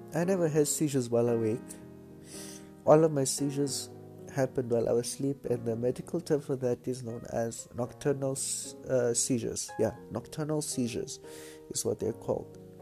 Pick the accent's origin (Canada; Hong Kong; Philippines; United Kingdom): Philippines; I'm Filipino